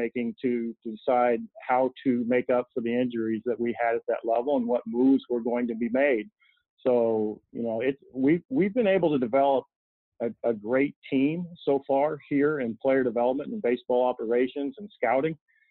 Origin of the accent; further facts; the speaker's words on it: Indiana, United States; We're both from Southern Indiana and met when we were in high school